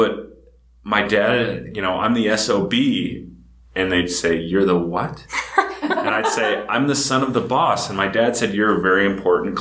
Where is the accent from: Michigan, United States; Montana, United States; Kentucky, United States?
Montana, United States; Big Sky Country; moved away; also born or lived in Columbus, Ohio; Growing up in Big Sky Country, it's totally different.